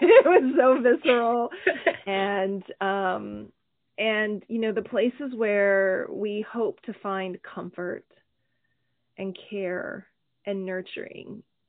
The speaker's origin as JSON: {"language": "English", "region": "Oklahoma", "country": "United States", "tie": "born or raised there", "said": "Growing up in Oklahoma."}